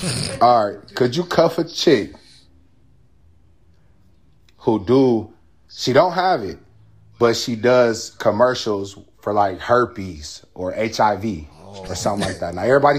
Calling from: Akron, Ohio, United States; I'm coming from Akron, Ohio, home of Bron.

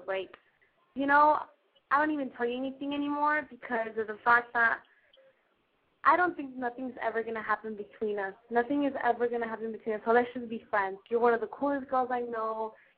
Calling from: Long Beach, California, United States; I'm 17. I'm calling from Long Beach, California.

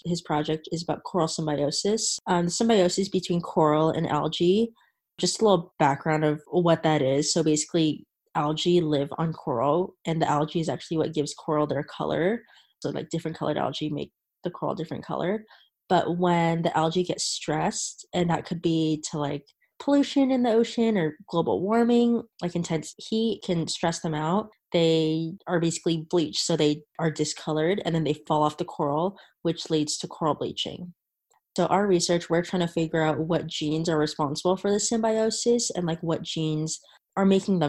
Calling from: Riverside, California, United States; I'm 20 years old and I go to school at the University of California in Riverside. So I am calling in from California.

